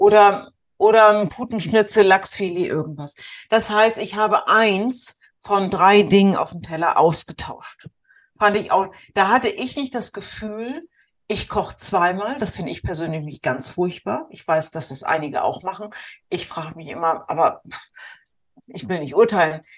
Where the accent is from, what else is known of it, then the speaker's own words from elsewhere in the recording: the North, Northern Germany, Germany; bei uns im Norden